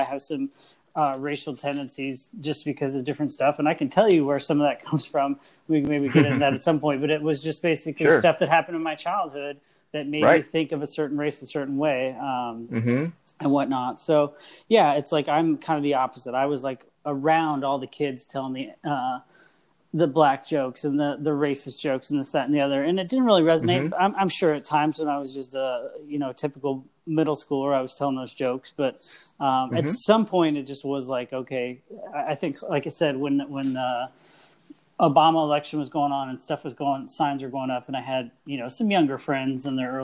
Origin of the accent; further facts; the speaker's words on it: Midwest, United States; I grew up in the Midwest, always surrounded with like zero diversity